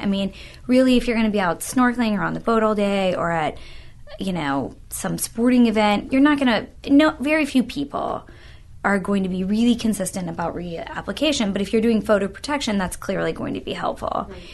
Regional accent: Louisville, Kentucky, United States; moved away as an adult; now in Tampa, United States; I'm originally from Louisville, Kentucky, and I went to medical school in Louisville

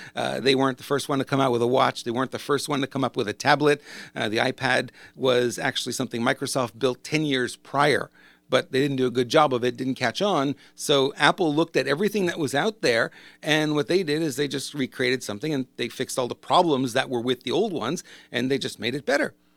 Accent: Montreal, Quebec, Canada; moved away; I grew up in Montreal. I know how cold it can get up there

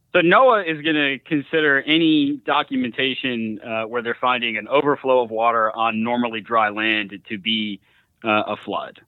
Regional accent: Louisiana, United States; my home state of Louisiana

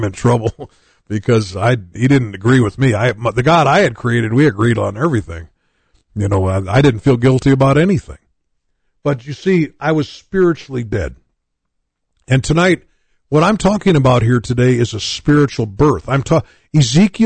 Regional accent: United States; I grew up in the United States of America

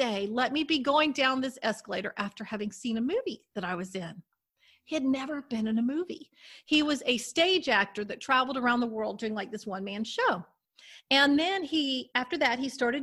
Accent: Destin, Florida, United States; I grew up in Destin, Florida, so we were right on the Gulf and everything

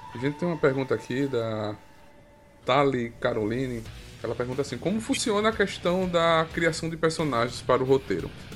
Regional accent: Arapiraca, Alagoas, Brazil; a gente é de Arapiraca

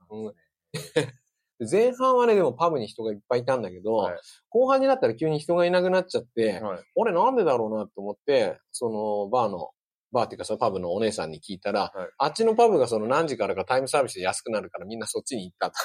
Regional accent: Kanagawa, Japan; 私あの、神奈川出身なので

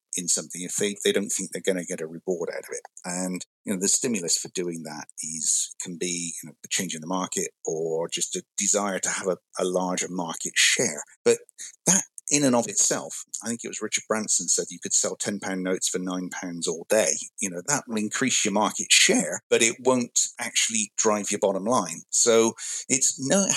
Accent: West Country, South West England, United Kingdom; moved away as an adult; now in United States; grew up in the West Country, as it's known in the UK

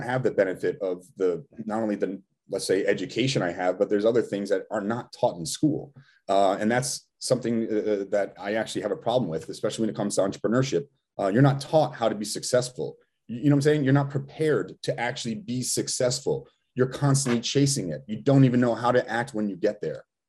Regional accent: Rhode Island, United States; we're still from Rhode Island

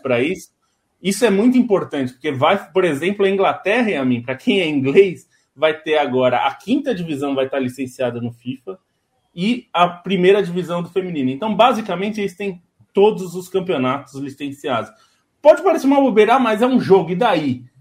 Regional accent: Brazil; como brasileiro

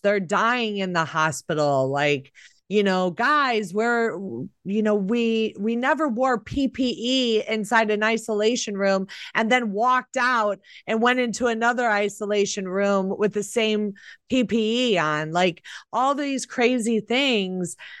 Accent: Chicago, Illinois, United States; I grew up in Chicago, which is a democratic city

